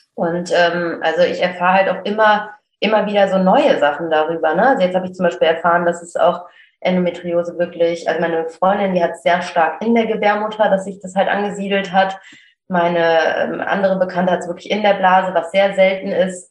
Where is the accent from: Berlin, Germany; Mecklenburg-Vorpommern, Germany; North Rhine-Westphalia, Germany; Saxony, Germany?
North Rhine-Westphalia, Germany; Cologne; Ich komme aus Köln